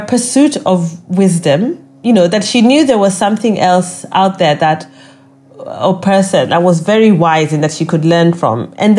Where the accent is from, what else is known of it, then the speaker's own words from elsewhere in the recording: Kenya; and as a Kenyan, you know, we are liked, which is always a nice thing.